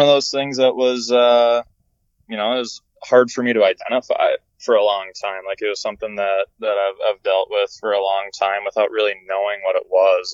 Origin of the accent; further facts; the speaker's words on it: Minnesota, United States; I'm from Minnesota